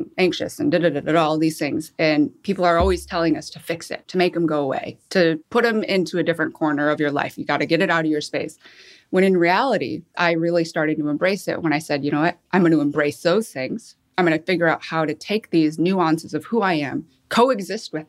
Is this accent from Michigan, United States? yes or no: yes; Michigan, United States; moved away as an adult; also born or lived in Seoul, South Korea; I was adopted, flew to Michigan, met my family, and grew up till I was 18 and lived in Michigan